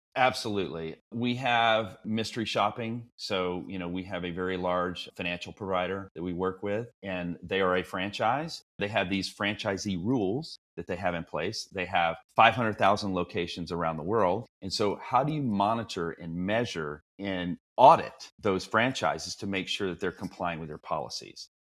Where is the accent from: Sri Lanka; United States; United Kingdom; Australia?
United States; Texas; moved away as an adult; now in Bay Area, United States; I'm originally a Texan